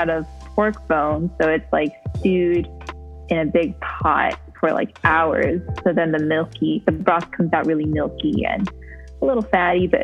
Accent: United States; also born or lived in Japan; now in Torrance, United States; I am a fourth generation Japanese American. So I grew up with a lot of Japanese culture, but my family was pretty Americanized

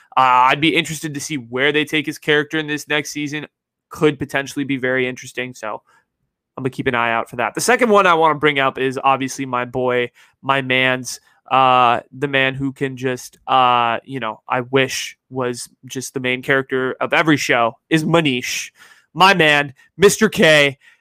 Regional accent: Bay Area, California, United States; growing up in the Bay and going to my high school

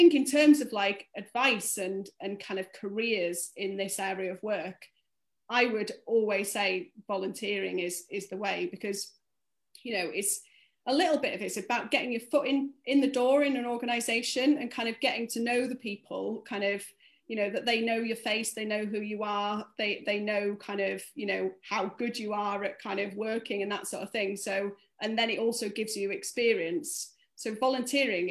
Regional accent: North Wales, United Kingdom; I grew up in North Wales

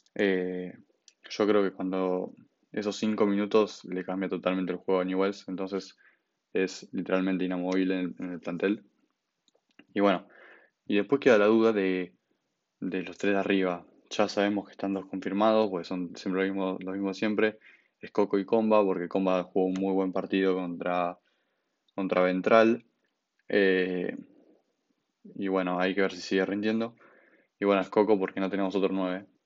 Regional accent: Buenos Aires, Argentina; soy de Buenos Aires, nunca viví en Rosario y aunque sea de Buenos Aires y ser porteño

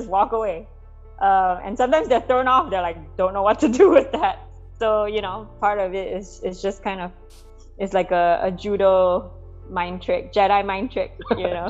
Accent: Malaysia; moved away as an adult; now in United States; growing up in Malaysia also as an ethnic minority there

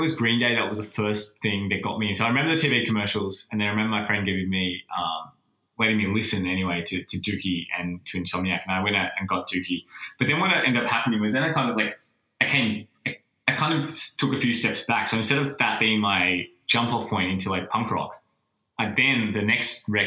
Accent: Sydney, New South Wales, Australia; also born or lived in Coogee; growing up when I was in Bexley, like, living nowhere near the beach, Cronulla's the closest.

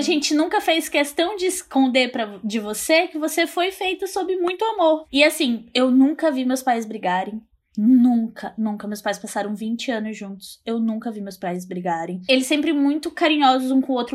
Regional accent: Porto Velho, Rondônia, Brazil; sou de Porto Velho, Rondônia

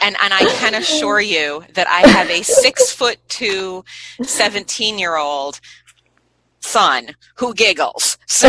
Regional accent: United States; I, as an American

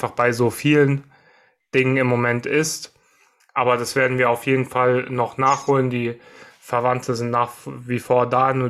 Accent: Frankfurt, Hesse, Germany; Also natürlich wir als Frankfurter oder im Frankfurter Raum lebende äh, wäre die Commerzbank Arena vielleicht ein bisschen cooler.

